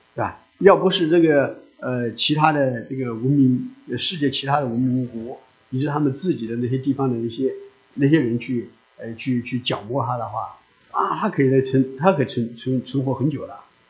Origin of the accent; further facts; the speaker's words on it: China; 我们中国人